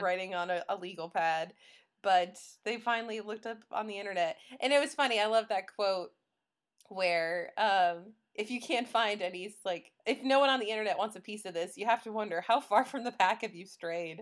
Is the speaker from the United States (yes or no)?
yes; Illinois, United States; I'm from Illinois